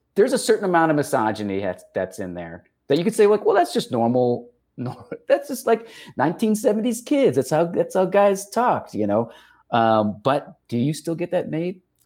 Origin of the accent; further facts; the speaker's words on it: El Paso, Texas, United States; growing up in El Paso.